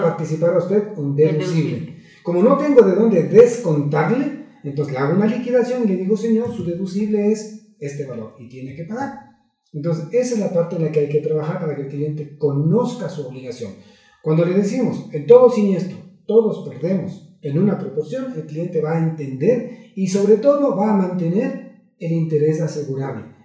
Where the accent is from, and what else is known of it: Ecuador